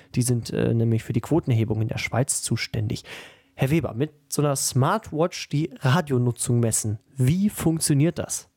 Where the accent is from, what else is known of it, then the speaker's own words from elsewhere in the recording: Germany; bei uns in Deutschland